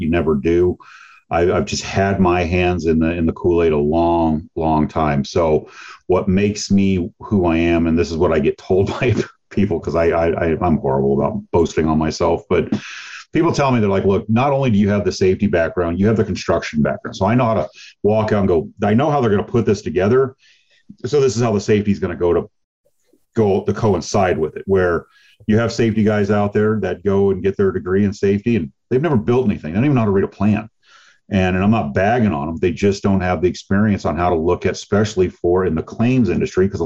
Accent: Chandler, Arizona, United States; I'm from Phoenix. Okay. I live in Phoenix. I'm from Chandler, a small town here. And I was, you know, I was born when this was still a small town

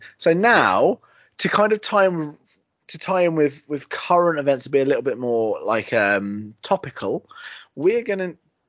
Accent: United Kingdom; We're British

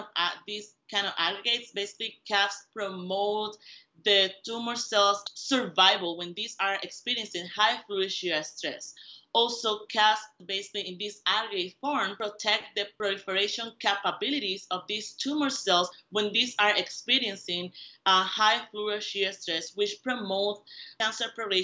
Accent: Puerto Rico; moved away as an adult; I was born and raised in Puerto Rico

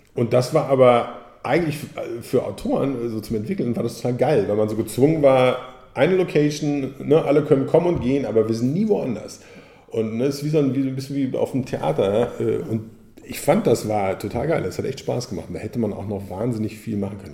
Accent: Hagen, North Rhine-Westphalia, Germany; ich komme aus Hagen.

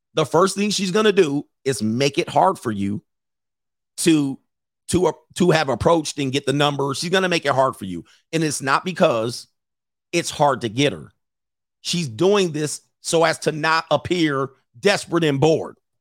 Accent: West Coast, United States; I grew up on the West Coast. West Coast

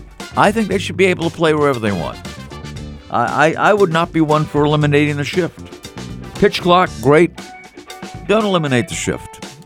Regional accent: Scotland, United Kingdom; It was cheap. It was inexpensive, and I'm Scottish.

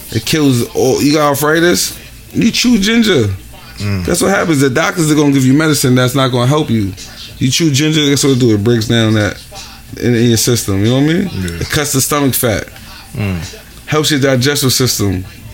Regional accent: Honduras; I'm from Honduras, right?

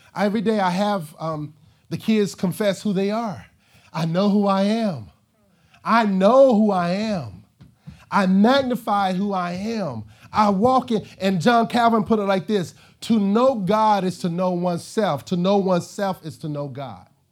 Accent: Arkansas, United States; moved away; I'm from Arkansas

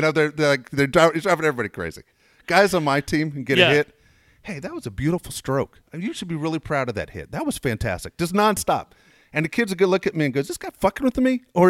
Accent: San Diego, California, United States; also born or lived in Los Angeles; I was born in LA, but I'm a San Diego guy.

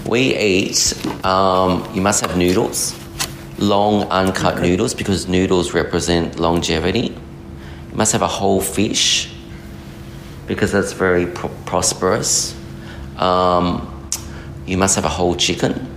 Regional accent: Melbourne, Victoria, Australia; I'm Australian born Chinese. Mm. I was born in Melbourne

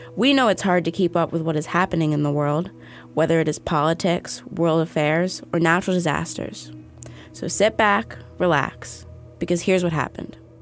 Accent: New York City, New York, United States; I've grown up in Battery Park City.

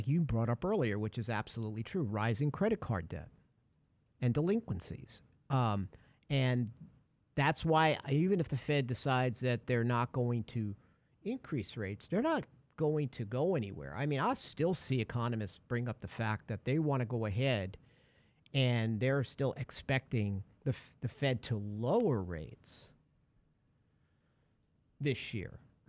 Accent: Brooklyn, New York, United States; So when I was growing up in Brooklyn, there was in the apartment building

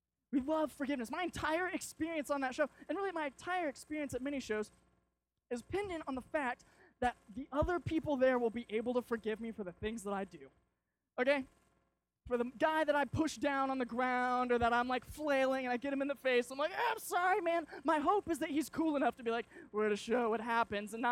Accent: Arkansas, United States; we're from Arkansas

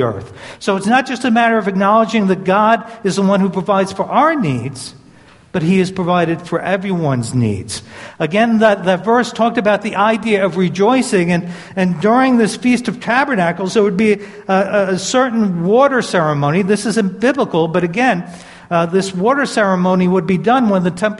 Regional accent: New York City, New York, United States; moved away; I grew up in Brooklyn, New York.

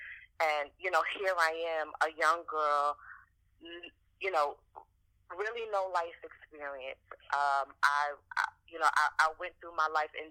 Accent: New York City, New York, United States; also born or lived in Portsmouth, Virginia; I am born and raised in Brooklyn, New York

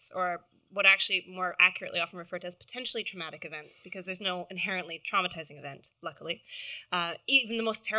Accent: Canada; accent: American; now in London, United Kingdom; I live in London. I know I sound American. I'm not American. I'm Canadian

